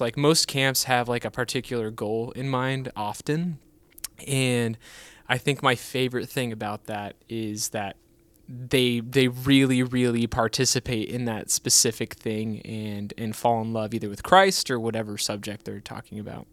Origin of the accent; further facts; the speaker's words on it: California, United States; now in Texas, United States; we grew up in California